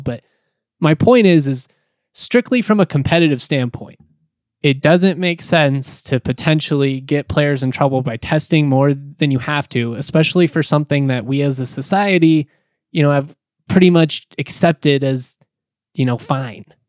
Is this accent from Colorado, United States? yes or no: yes; Jefferson County, Colorado, United States; I am a Colorado native, I grew up in Jefferson County